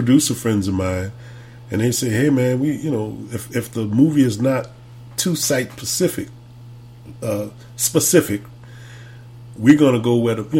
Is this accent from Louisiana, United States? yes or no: yes; New Orleans, Louisiana, United States; moved away as an adult; also born or lived in Los Angeles; because it's my hometown, New Orleans. Right. And I was gone for about 10, 11 years. And I got to come back and make a living.